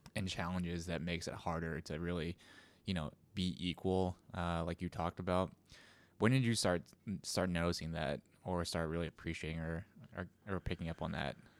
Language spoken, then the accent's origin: English; United States; my parents were immigrants, so, I was a first generation American